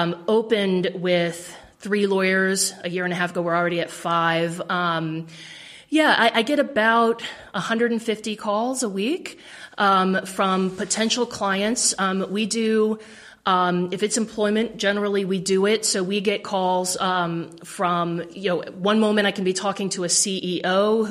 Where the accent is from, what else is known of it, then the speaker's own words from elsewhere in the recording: Severna Park, Maryland, United States; I grew up in Severna Park. I graduated from Severna Park High School